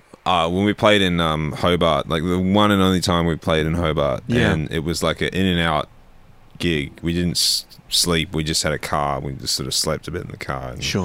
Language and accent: English; England, United Kingdom; Well, we're all from England.